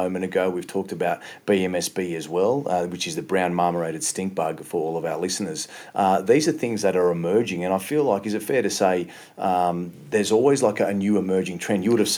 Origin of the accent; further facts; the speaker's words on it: Australia; me as an Australian